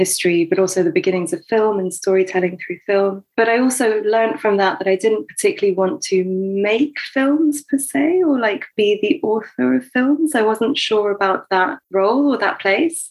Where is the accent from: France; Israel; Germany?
France; moved away; I grew up mainly in France and studied in the French system